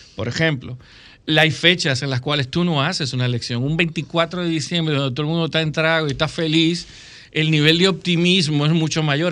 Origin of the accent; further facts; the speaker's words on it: Dominican Republic; como dominicanos